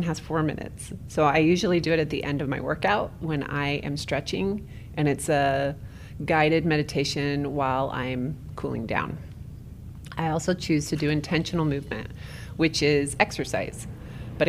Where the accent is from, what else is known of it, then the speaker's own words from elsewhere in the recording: St. George, Utah, United States; now in Orem, United States; I went to my hometown of St. George, Utah